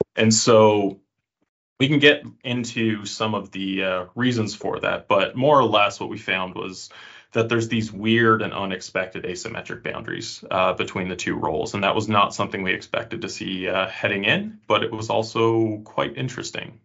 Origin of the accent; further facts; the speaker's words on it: Canada; moved away as an adult; now in Finland; I'm from Canada uh, originally, though now I live in Finland